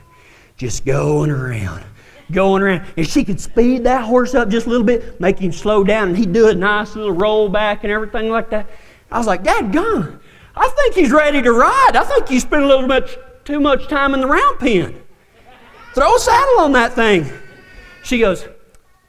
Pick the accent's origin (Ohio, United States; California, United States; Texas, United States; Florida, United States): Texas, United States; Big Lake; also born or lived in Fort Stockton, Texas; I grew up in Big Lake, Texas, and then moved to Fort Stockton